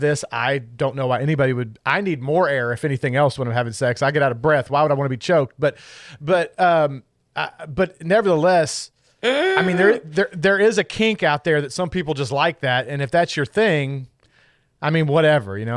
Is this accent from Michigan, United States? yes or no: no; Kentucky, United States; I'm from Kentucky